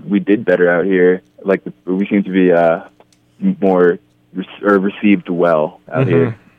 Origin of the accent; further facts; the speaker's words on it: Boston, Massachusetts, United States; We're from Boston. We've toured out to Colorado several mm-hmm. times from Boston.